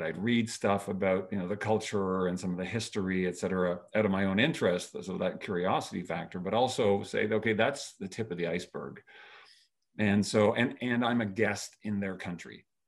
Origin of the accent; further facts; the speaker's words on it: Canada; I was born and raised in Canada